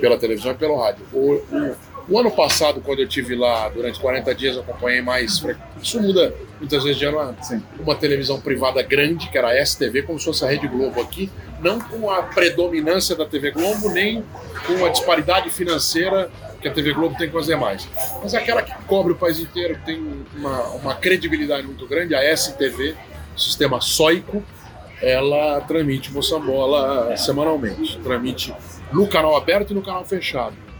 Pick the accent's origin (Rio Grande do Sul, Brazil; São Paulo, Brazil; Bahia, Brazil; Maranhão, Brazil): São Paulo, Brazil; also born or lived in Mozambique; eu sou paulista